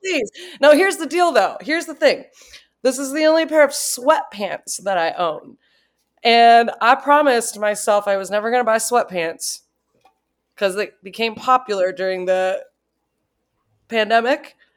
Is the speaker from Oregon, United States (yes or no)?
no; Cincinnati, Ohio, United States; now in Denver, United States; I grew up in Cincinnati, Ohio.